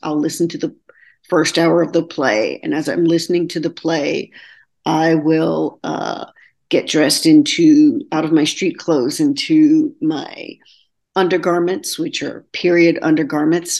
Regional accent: Texarkana, Texas, United States; moved away as an adult; also born or lived in Austin, Texas; now in New York City, United States; I'm originally from Texarkana, Texas

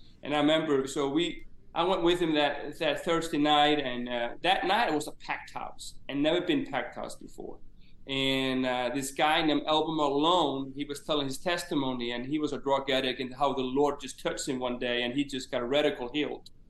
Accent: Eyrarbakki, Southern Region, Iceland; moved away as an adult; also born or lived in Huntsville, Alabama; I grew up actually in the town we're living in right now, in Eyrarbakki in Iceland, and as a small fishing village here in Iceland

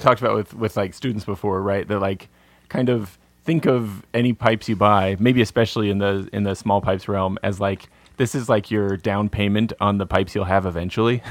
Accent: American Southwest, United States; I grew up in the American Sou-, Southwest, you know, it's not exactly, it's not Appalachia out here

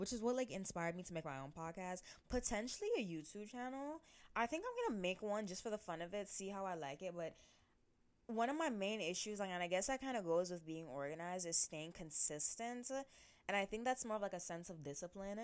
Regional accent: United States; growing up in like America

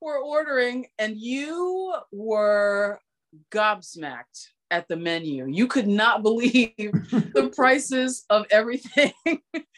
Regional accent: Allentown, Pennsylvania, United States; also born or lived in Los Angeles; now in New York City, United States; growing up in Allentown

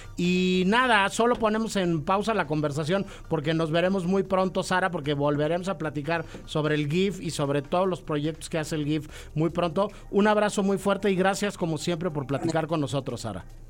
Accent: Mexico

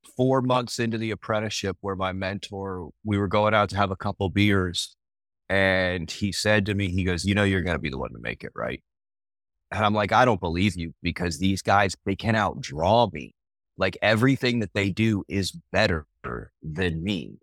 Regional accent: Fort Lauderdale, Florida, United States; also born or lived in North Carolina; now in Fall River, North Carolina, United States; I'm originally from South Florida, like the Fort Lauderdale area.

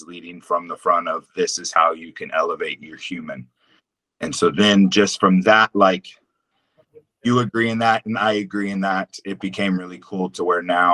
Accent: Texas, United States; growing up in Texas

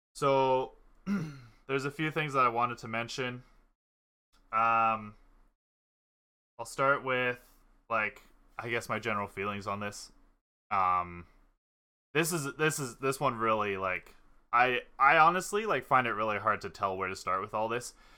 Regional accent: Canada; we've all grown up in Canada

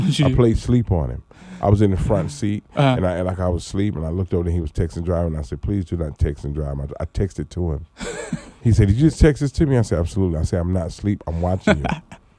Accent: Atlanta, Georgia, United States; I grew up in Atlanta, Georgia.

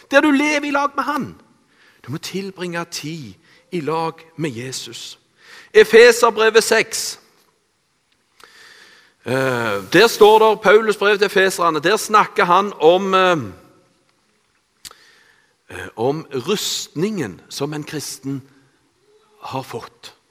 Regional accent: Randaberg, Rogaland, Norway; Jeg er oppvokst på Bø på Randaberg. Eh, jeg eh, i en kristen familie.

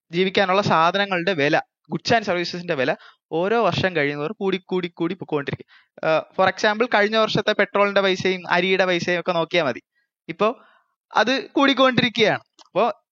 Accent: Thiruvananthapuram, Kerala, India; ഞാനൊരു ട്രിവാൻഡ്രംകാരനാണ്

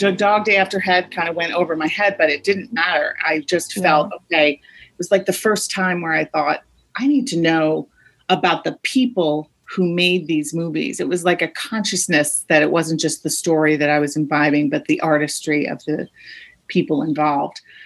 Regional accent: Rhode Island, United States; I grew up in Rhode Island

